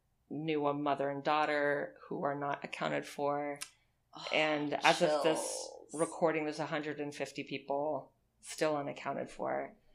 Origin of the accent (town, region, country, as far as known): Miami, Florida, United States; born or raised there